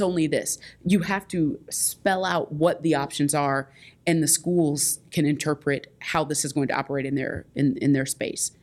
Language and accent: English; Indianapolis, Indiana, United States; I'm from Indianapolis, Indiana